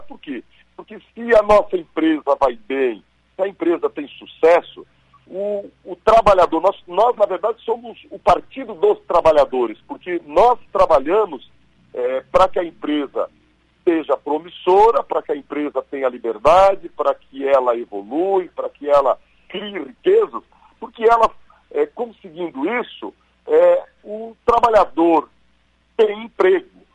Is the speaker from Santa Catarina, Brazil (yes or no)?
yes; western Santa Catarina, Brazil; also born or lived in Florianópolis; now in Blumenau, Brazil; o oeste de Santa Catarina, onde eu nasci, cresci e de lá saí só aos 19 anos